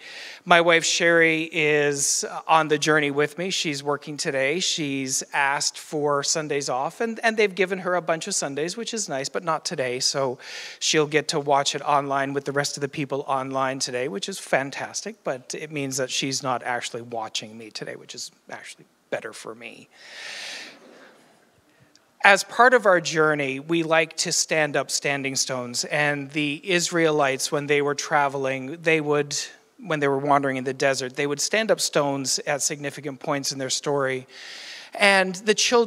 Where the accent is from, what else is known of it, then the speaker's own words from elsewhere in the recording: Newfoundland and Labrador, Canada; now in Ottawa Valley, Canada; I am from Newfoundland as well